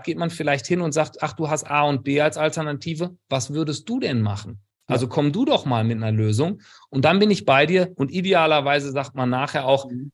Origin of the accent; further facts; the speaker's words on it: Kleve, North Rhine-Westphalia, Germany; moved away as an adult; also born or lived in Bielefeld / California; now in Freiburg, Germany; bin geborener Rheinländer, Niederrheiner